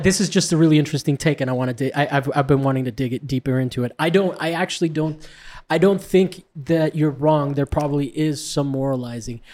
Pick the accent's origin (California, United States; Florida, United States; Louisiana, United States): Florida, United States; I'm from Florida.